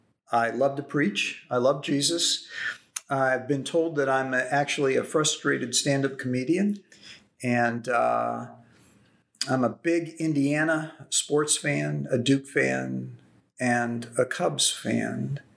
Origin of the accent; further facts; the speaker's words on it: Brussels, Belgium; born there; also born or lived in Africa; I grew up on the mission field. I was born in Brussels, Belgium. My parents were on their way to Africa.